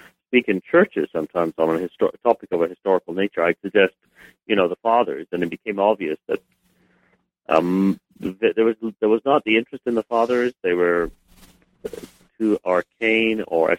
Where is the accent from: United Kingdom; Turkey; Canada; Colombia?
United Kingdom; England; I was born in England, and my father is Kurdish, so he had come to study in England from Iraq, actually